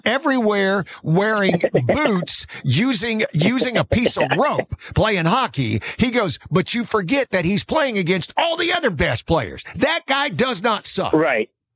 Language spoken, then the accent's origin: English; Alabama, United States; I grew up in Alabama